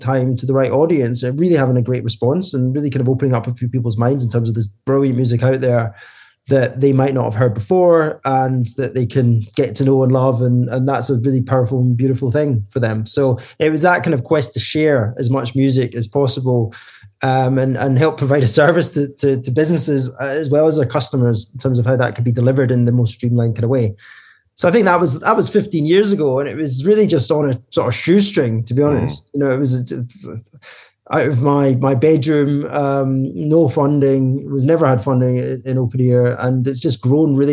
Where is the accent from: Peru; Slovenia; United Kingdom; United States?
United Kingdom; Scotland; moved away as an adult; now in London, United Kingdom; we're both Scottish, started in Glasgow, and then about 10 years ago moved to London.